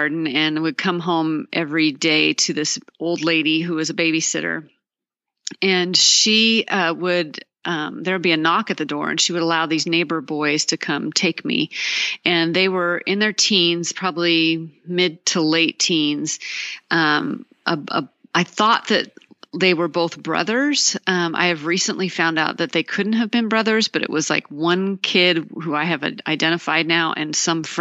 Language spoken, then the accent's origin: English; Seattle, Washington, United States; now in Dallas, United States; I grew up in the Seattle area